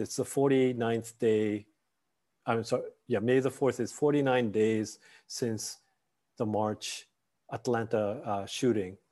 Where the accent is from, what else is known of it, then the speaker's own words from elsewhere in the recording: Tokyo, Japan; moved away; also born or lived in Nagano Prefecture, Japan; I grew up in Tokyo, but uh, partially in some parts of the area in, in a place called Nagano, Nagano Prefecture.